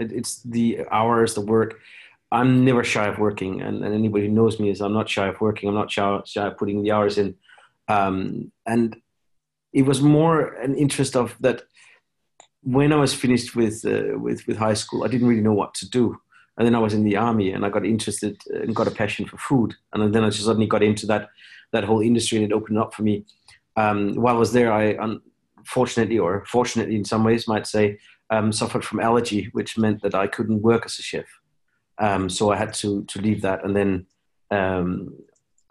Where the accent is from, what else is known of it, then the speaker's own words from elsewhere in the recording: Denmark; I grew up in Denmark.